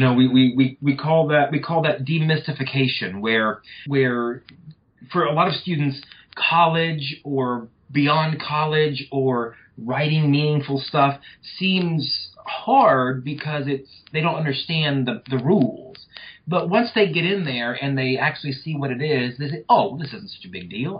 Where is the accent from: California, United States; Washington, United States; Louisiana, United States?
Louisiana, United States; North; moved away as an adult; also born or lived in Arkansas; now in South Georgia, United States; I come from uh, North Louisiana